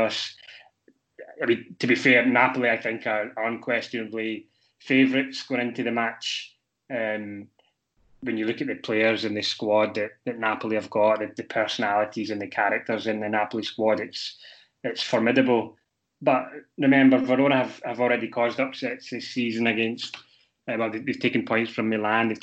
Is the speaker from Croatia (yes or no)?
no; Glasgow, Scotland, United Kingdom; moved away; Glasgow Rangers, which is my hometown